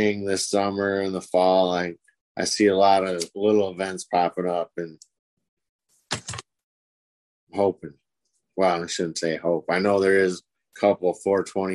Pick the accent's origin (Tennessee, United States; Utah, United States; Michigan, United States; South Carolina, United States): Michigan, United States; we're from Michigan.